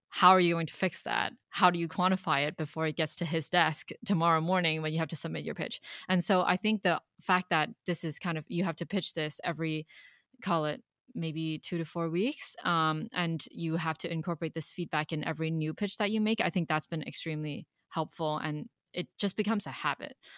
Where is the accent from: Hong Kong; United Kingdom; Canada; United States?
Hong Kong; moved away; I was born and raised in Hong Kong